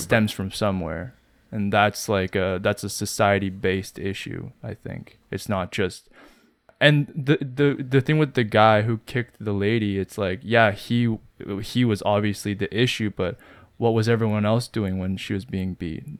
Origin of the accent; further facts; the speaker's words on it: Canada; growing up in Canada as Koreans